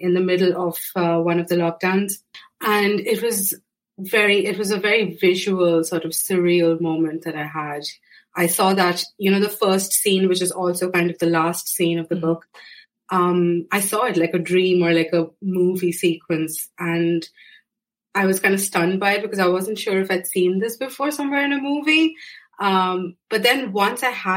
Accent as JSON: {"language": "English", "country": "India", "tie": "born or raised there", "moved": "as an adult", "lives_now": "Ireland", "said": "I was born and raised in India, but I moved to Ireland about 8 years ago now."}